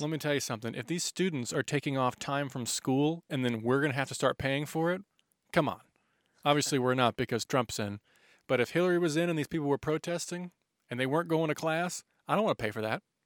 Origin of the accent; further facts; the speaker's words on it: United States; as an American